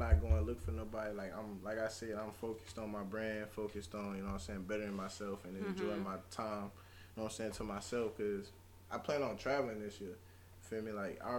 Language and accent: English; New Orleans, Louisiana, United States; I mean, me personally, I've been in Texas too long. Like, really, between Louisiana and Texas, you know, I came from New Orleans.